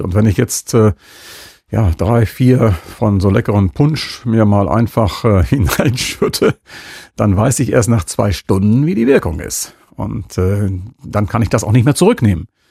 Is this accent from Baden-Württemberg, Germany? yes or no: no; Münster, North Rhine-Westphalia, Germany; als Münsteraner